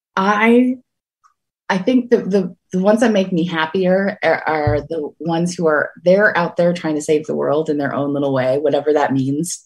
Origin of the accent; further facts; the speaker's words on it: the Berkshires, Western Massachusetts, United States; now in Cape Cod, United States; I grew up in the Berkshires. I grew up in the mountain region of Western Mass